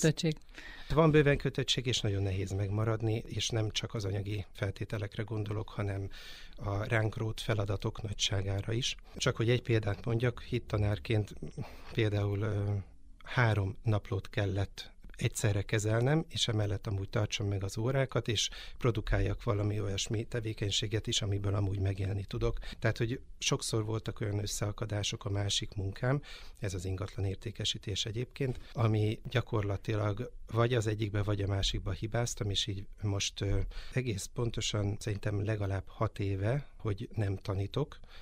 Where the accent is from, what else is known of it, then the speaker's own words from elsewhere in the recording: Pilisszentiván, Pest, Hungary; now in Mende, Hungary; Én, ö, Pilis Szent Imánról származom